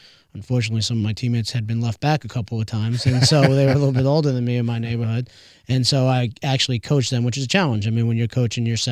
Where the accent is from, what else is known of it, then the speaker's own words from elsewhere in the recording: New York, United States; moved away as an adult; also born or lived in Indiana; now in Indianapolis, United States; growing up in New York